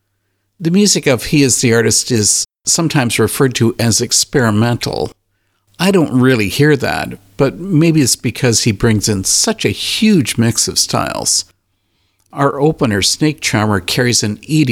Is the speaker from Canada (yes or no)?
yes; Canada; now I'm a Canadian